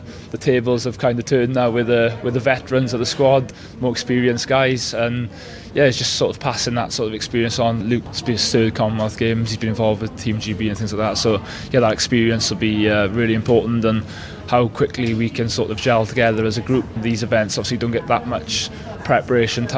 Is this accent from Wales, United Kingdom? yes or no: yes; Wales, United Kingdom; being passionate Welsh people as we are